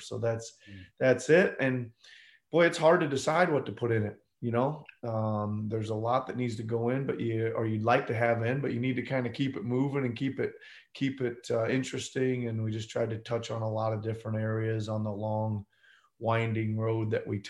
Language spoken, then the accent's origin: English; Carroll, Iowa, United States; moved away as an adult; also born or lived in England; now in Toronto, Canada; my hometown of Carroll, Iowa